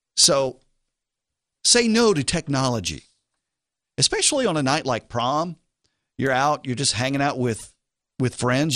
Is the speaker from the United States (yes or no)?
yes; the South, United States; I'm in the South and I'm from the South